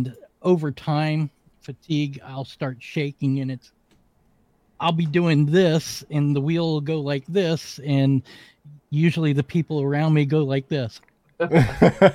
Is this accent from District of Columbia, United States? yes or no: yes; Washington, District of Columbia, United States; moved away; also born or lived in West Virginia; I was born and raised in Washington, D.C., the murder capital of the world in the 70s. I grew up as the minority in my neighborhood